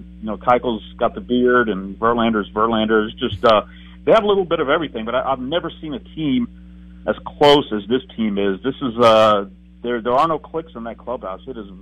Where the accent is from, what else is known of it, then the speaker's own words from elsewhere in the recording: Houston, Texas, United States; I grew up in Houston watching baseball, and it was always indoors.